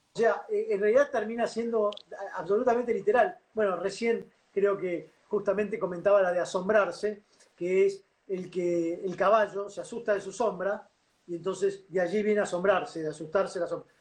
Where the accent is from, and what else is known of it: Argentina